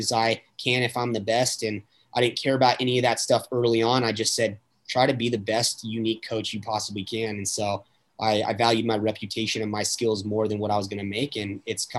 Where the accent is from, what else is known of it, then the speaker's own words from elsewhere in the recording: Las Vegas, Nevada, United States; also born or lived in Reno, Nevada; I grew up in Vegas. Been here forever.